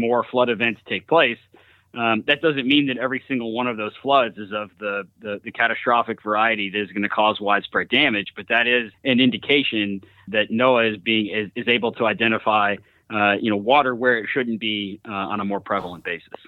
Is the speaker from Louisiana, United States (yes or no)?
yes; Louisiana, United States; my home state of Louisiana